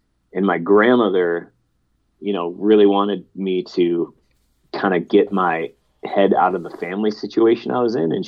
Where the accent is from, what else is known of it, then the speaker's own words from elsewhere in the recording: Canton, Michigan, United States; And we were living with her sister out in Canton, Michigan for a little bit.